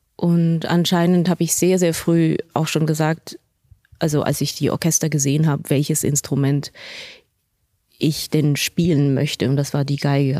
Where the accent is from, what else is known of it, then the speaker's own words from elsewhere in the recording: Switzerland; moved away as an adult; also born or lived in Basel / Berlin; now in Munich, Germany; aus dieser beschaulichen Schweiz. Also das ist ja natürlich meine Heimat